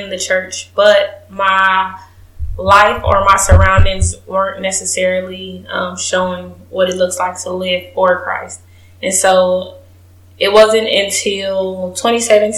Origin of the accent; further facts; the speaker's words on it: Kansas City, Missouri, United States; moved away as an adult; now in Houston, United States; I am from Kansas City, Missouri, home of the Chiefs